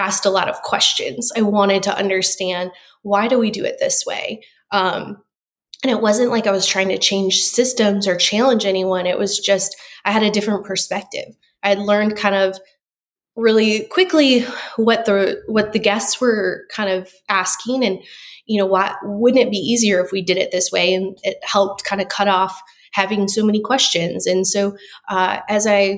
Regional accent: Rockford, Illinois, United States; moved away as an adult; also born or lived in Chicago, Illinois; now in Gulf Shores, United States; I'm originally from Rockford, Illinois, which is a suburb right outside of Chicago, born and raised there.

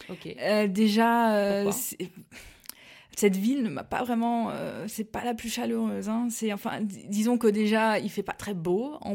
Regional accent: Mulhouse, Grand Est, France; fait je suis alsacienne pure je viens de, Mulhouse, donc dans le Haut-Rhin. Et j'ai passé toute mon enfance là-bas.

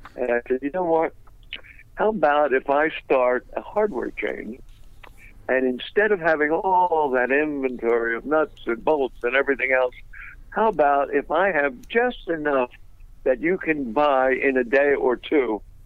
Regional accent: Philadelphia, Pennsylvania, United States; moved away; also born or lived in Orlando, Florida; I was originally from Philadelphia

